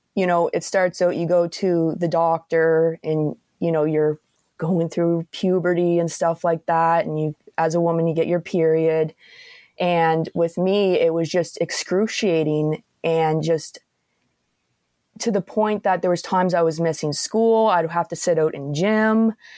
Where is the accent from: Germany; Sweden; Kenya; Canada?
Canada; Antigonish, Nova Scotia; where I'm from in, uh, Antigonish area there